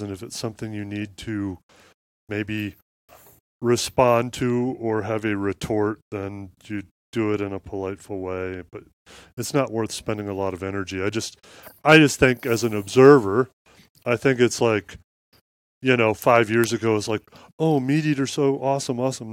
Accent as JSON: {"language": "English", "region": "Midwest", "country": "United States", "tie": "born or raised there", "said": "I grew up in Midwest farmland"}